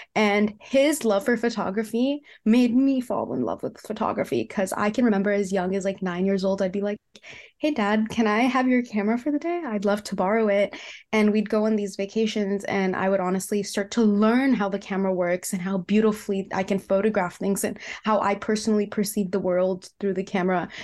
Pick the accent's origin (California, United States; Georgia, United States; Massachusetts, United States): California, United States; Cupertino; I grew up in the Bay Area, California, and I grew up in a city called Cupertino